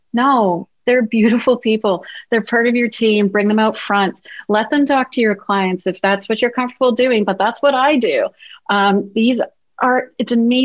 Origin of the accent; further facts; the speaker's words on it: Canada; being the Canadian I am